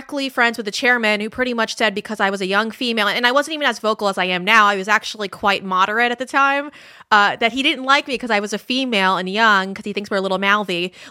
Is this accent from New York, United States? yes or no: yes; Suffolk County, Long Island, New York, United States; moved away as an adult; also born or lived in Nassau County, New York; So I am actually from Nassau. Well, technically, it's Suffolk County, but I'm right next to it